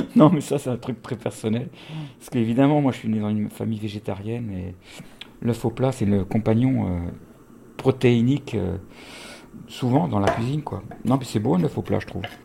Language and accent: French; France; j'ai grandi en France